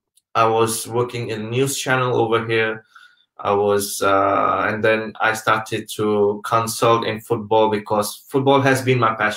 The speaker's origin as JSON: {"language": "English", "country": "Pakistan", "also_born_or_lived": "Malaysia", "moved": "yes", "said": "Coming back to the question, like my background, I'm actually from Pakistan originally. But I've stayed most of my life traveling around the world because my father was working in oil and gas industry."}